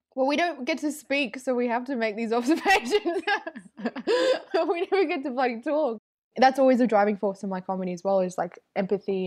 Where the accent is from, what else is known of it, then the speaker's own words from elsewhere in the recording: Melbourne, Victoria, Australia; also born or lived in Northern New South Wales; born and raised in Melbourne's western suburbs, Footscray